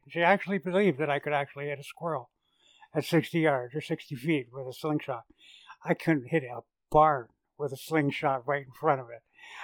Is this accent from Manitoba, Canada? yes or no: no; Ontario, Canada; I grew up poor on the Thousand Islands outside of Kingston. We lived in a shack.